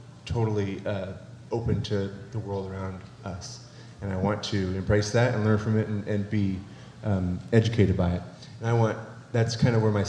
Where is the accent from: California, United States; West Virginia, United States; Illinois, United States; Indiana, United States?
California, United States; also born or lived in Arkansas; now in Dardanelle, Arkansas, United States; I'm originally from California